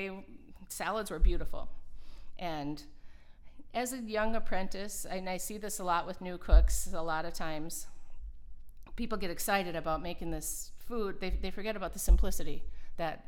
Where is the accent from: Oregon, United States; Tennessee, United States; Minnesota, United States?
Minnesota, United States; accent: Minnesota; moved away; also born or lived in Colorado; my Minnesota accent